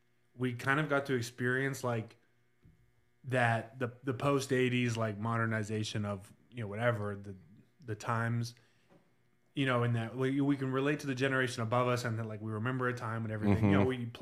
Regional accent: Butler, Pennsylvania, United States; So I'm from Butler, Pennsylvania, where we drink water out of the horse trough because there just isn't enough to go around up there.

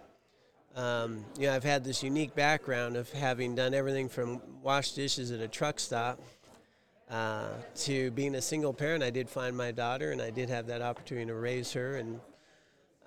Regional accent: Pasadena, California, United States; moved away as an adult; I grew up in Pasadena was where I was born.

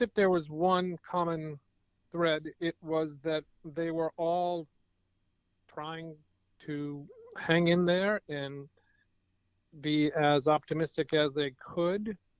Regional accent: Cambridge, Massachusetts, United States; one of my hometown breweries, which is a pretty amazing place called uh, Cambridge Brewing Company

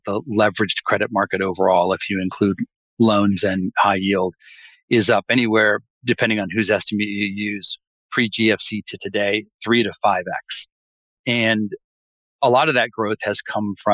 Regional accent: Maryland, United States; I grew up in the suburbs of Maryland, now very developed area

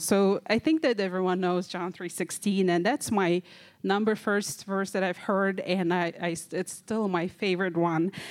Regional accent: Kazakhstan; I'm from Kazakhstan.

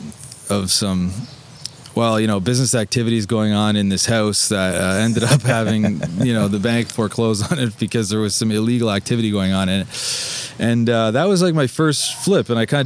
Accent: Fergus, Ontario, Canada; moved away as an adult; also born or lived in Ottawa; now in Toronto, Canada; I was born in Ottawa and kind of like when I was really young, jumped around to a few different Ontario towns and ended up in Fergus for my entire childhood

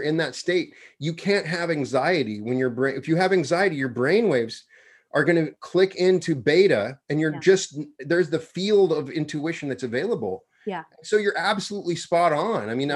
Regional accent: Wyoming, United States; I'm from Wyoming

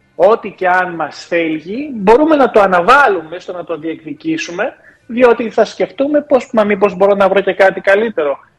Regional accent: Germany; moved away; οι δικοί μου γονεί μετανάστε ήταν. Γεννήθηκα μεγάλο στη Γερμανία

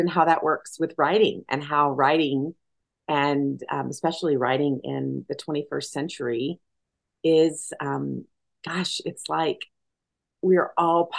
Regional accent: McMinn County, Tennessee, United States; moved away as an adult; also born or lived in Madison, Wisconsin; I'm a woman who's from the South. I grew up in Tennessee

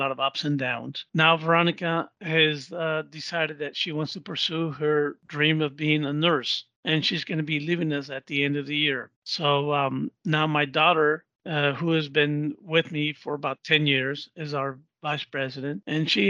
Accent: Southern California, United States; also born or lived in Colombia; I was born in Colombia, South America. I came to this country back in 1969. My parents brought us all here, five of us kids, and grew up in Southern California.

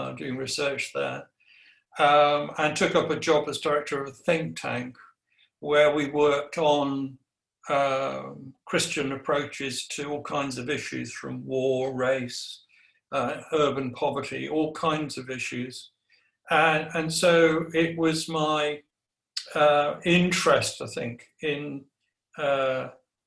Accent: Guernsey; now in Nottingham, United Kingdom; I was brought up in Guernsey, so I'm an islander.

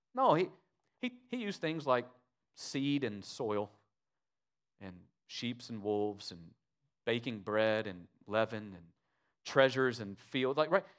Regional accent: United States; us as American Christians

